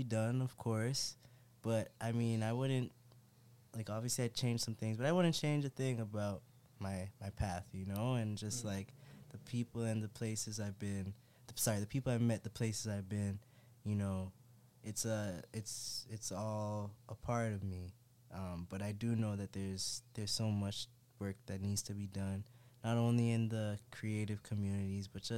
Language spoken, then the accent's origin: English; Brampton, Ontario, Canada; also born or lived in Jamaica; now in Toronto, Canada; growing up in Brampton, moving around Brampton, going back and forth between Kipling and Brampton, then moving to the West End, Jane and Finch for a couple of years